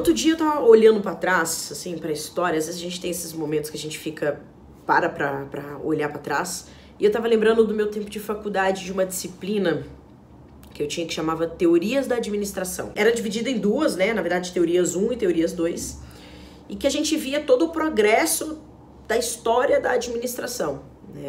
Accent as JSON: {"language": "Portuguese", "region": "Minas Gerais", "country": "Brazil", "said": "como uma boa mineira que eu sou"}